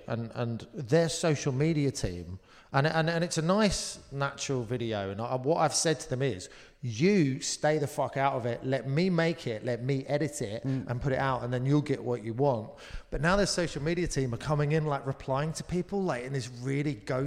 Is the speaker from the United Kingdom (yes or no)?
yes; Surrey, South East England, United Kingdom; I'm from Surrey